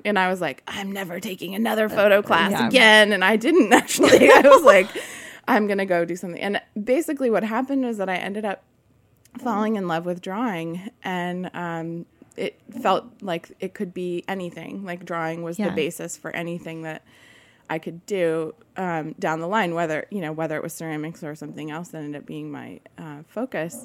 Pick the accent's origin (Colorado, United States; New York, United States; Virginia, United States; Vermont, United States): Vermont, United States; I grew up in Vermont on a small organic dairy farm